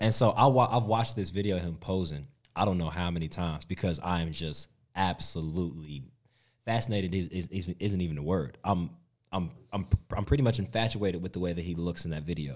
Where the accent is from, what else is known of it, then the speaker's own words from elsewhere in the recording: United States; moved away as an adult; now in Australia; growing up in the States